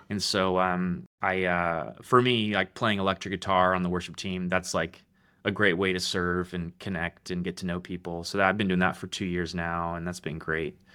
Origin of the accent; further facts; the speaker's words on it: Roseville, California, United States; moved away as an adult; now in Middle Tennessee, United States; I'm from Roseville, California